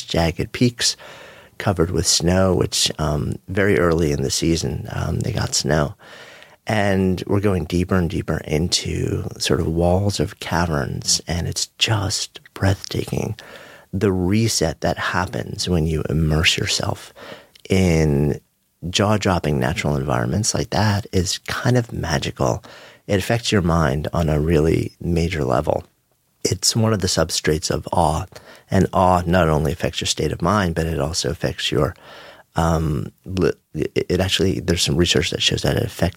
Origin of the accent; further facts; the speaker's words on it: New York, United States; as a New Yorker